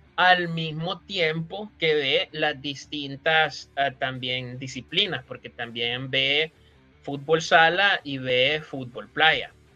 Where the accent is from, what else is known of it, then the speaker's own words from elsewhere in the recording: El Salvador; como salvadoreño aficionado al fútbol